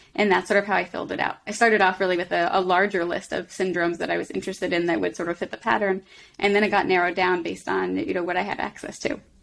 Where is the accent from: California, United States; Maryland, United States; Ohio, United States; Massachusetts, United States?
Massachusetts, United States; Boston; moved away as an adult; now in Philadelphia, United States; I grew up in Boston, and then I came to, to Philly for medical school